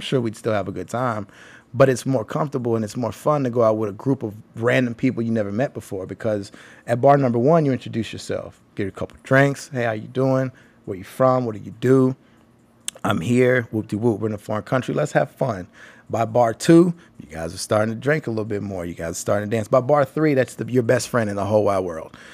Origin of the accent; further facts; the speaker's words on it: Nashville, Tennessee, United States; accent: country; I'm from Nashville